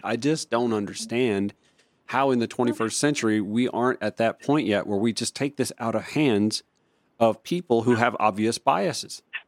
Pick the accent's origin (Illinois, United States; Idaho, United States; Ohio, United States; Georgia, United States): Georgia, United States; Augusta; also born or lived in Grovetown, Georgia; my hometown of Augusta, Georgia